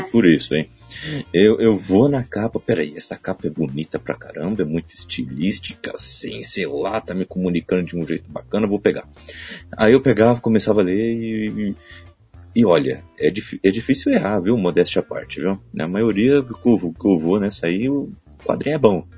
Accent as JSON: {"language": "Portuguese", "country": "Brazil", "said": "eu sou brasileiro"}